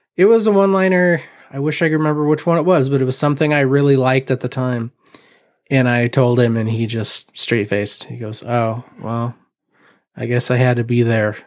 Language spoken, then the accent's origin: English; Mishawaka, Indiana, United States; also born or lived in Portland; I am originally from Mishawaka, born and raised